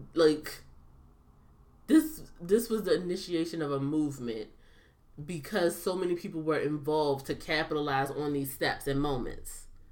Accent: United States; as an American

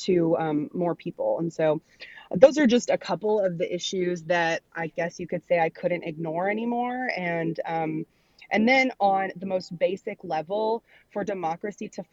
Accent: Arkansas, United States; here in my home state of Arkansas

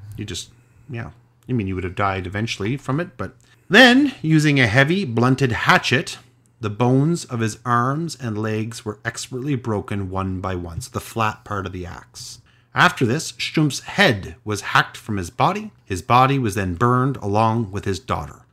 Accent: Canada; I'm Canadian

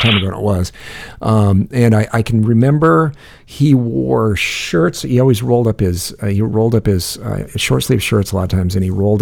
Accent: Le Mars, Iowa, United States; moved away; I went to school in a little town called Lemars, Iowa

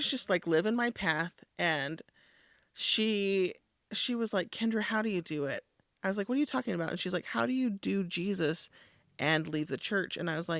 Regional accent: California, United States; Yeah, we're from California.

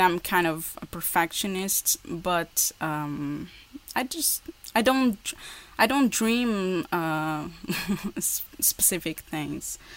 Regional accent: Portugal; English is a second language; also born or lived in Porto; in Porto. That's where I live. I'm from Portugal.

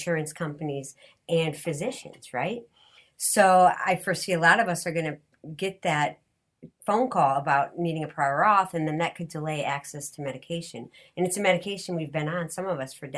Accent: Detroit, Michigan, United States; I'm from Detroit

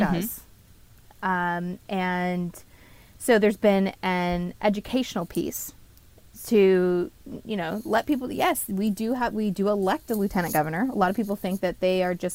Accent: Oregon, United States; moved away as an adult; now in Pennsylvania, United States; I was born and raised in Oregon

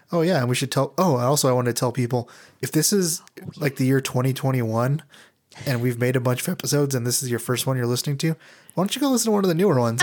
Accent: Albuquerque, New Mexico, United States; I'm from Albuquerque, New Mexico, born and raised

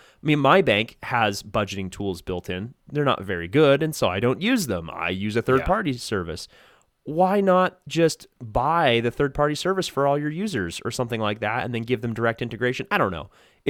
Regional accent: United States; as an American

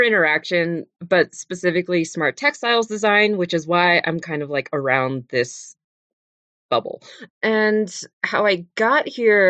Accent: Las Vegas, Nevada, United States; moved away; also born or lived in San Francisco Bay Area, California / Los Angeles area, California; they moved when I was just a baby to Las Vegas, Nevada, where I grew up.

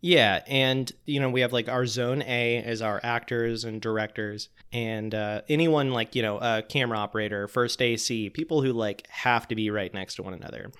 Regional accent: Pensacola, Florida, United States; When I was a kid, I used to hang out at this restaurant called Sluggo's in Pensacola, Florida

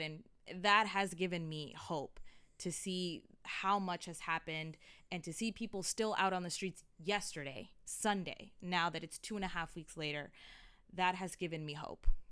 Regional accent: Montgomery County, Maryland, United States; I'm from Montgomery County where it's a well-off county

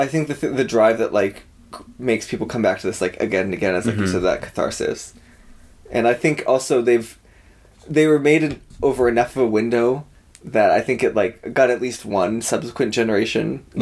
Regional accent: Boston, Massachusetts, United States; I'm from Massachusetts, where we have one of the top five deadliest highways in the whole country, Route 24, Death Valley

